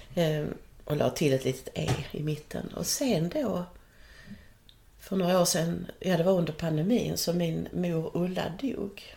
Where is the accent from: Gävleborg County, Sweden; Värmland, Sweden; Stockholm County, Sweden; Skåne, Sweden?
Skåne, Sweden; jag är då född här på Österlen i en äppleodling